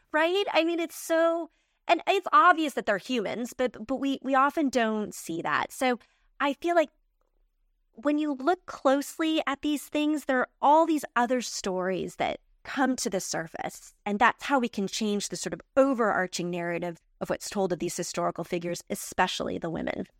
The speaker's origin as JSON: {"language": "English", "country": "United States", "said": "I'm an American"}